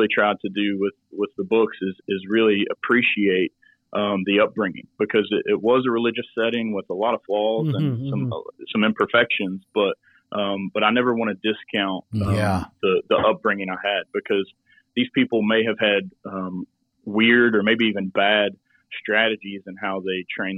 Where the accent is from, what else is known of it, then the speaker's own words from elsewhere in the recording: West Virginia, United States; now in Milton, United States; Charleston, West Virginia, which is our capital city